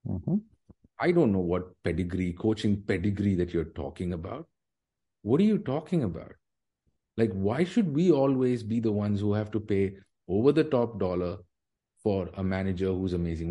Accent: Dubai, United Arab Emirates; I grew up in Dubai.

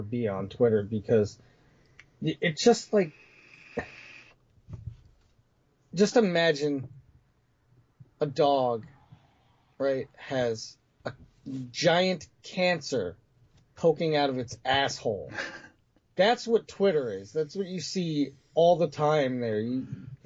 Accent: New York, United States; I was born in New York

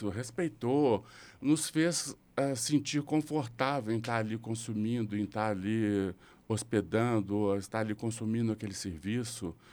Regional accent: Belo Horizonte, Minas Gerais, Brazil; se eu ficar um mês aqui em Belo Horizonte, meu sotaque volta

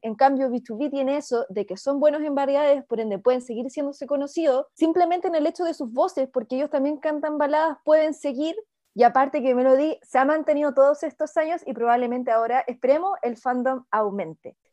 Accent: Chile; acá en Chile

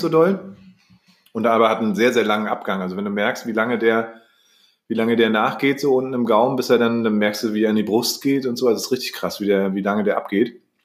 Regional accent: Germany; wurde ich hier zum Beispiel geboren in Deutschland

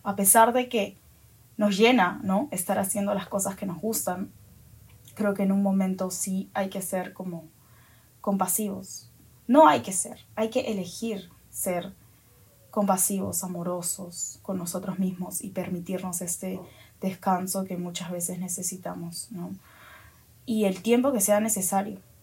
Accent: Peru; Ahora estoy en mi país, en Perú

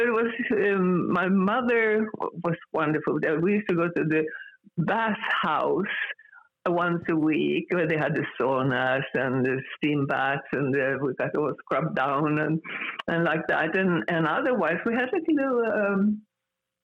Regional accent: Gävle, Gävleborg County, Sweden; English is a second language; moved away as an adult; also born or lived in Stockholm, Sweden; now in Los Angeles, United States; I grew up in the city where I grew up in. It's called Gävle

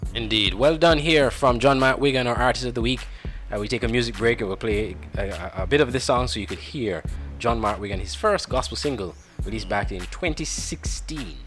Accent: Jamaica; moved away; I'm originally from Jamaica as well

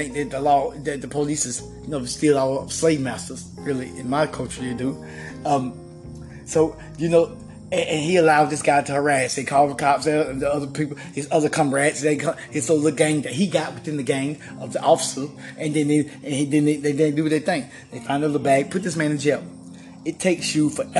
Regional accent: United States; I grew up in Hall County, you know, in the 80s

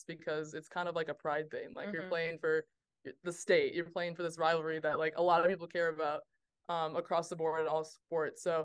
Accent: Michigan, United States; moved away as an adult; now in South Carolina, United States; I'm from Michigan

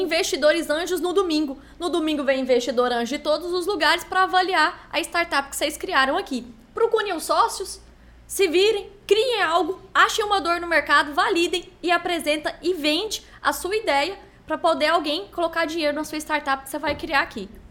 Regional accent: Brazil; accent: Goiás; eu sou do Brasil

